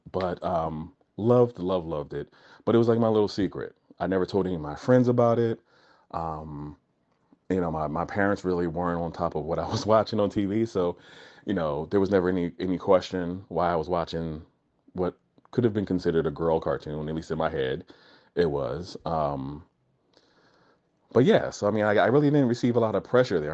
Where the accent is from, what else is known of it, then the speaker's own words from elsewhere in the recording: New Jersey, United States; I was born and raised in New Jersey, uh, but my family's from Florida and Alabama